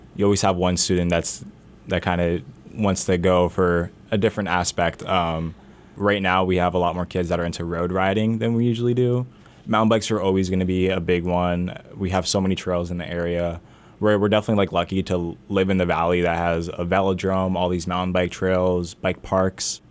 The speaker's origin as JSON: {"language": "English", "town": "Allentown", "region": "Pennsylvania", "country": "United States", "tie": "born or raised there", "said": "I'm born and raised in Allentown. I grew up on East Side and then moved to Center City"}